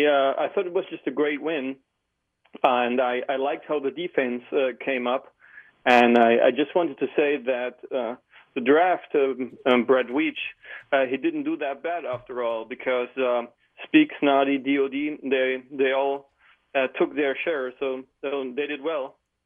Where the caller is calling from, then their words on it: Berlin, Germany; I'm calling from Berlin, Germany.